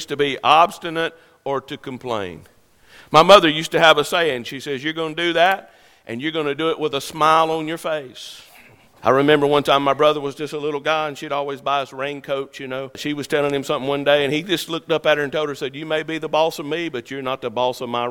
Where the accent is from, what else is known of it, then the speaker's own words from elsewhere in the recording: United States; I'm an American. I'm a citizen of this great country. I have an American passport